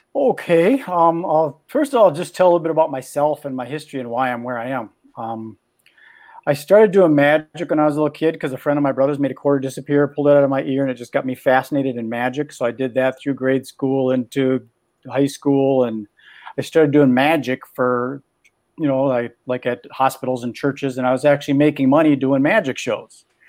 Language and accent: English; Minneapolis, Minnesota, United States; also born or lived in California; I'm from Minneapolis, Minnesota, where it's cold in the winter